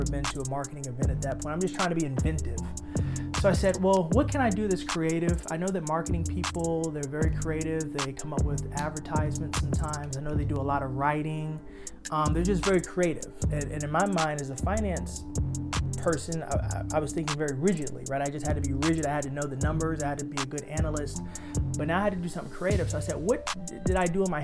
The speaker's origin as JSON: {"language": "English", "town": "New York City", "region": "New York", "country": "United States", "tie": "born or raised there", "said": "coming from born and raised in Harlem"}